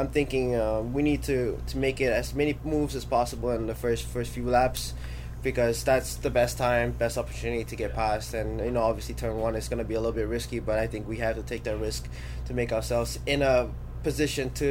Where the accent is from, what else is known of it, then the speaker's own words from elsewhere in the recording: Florida, United States; it's my home state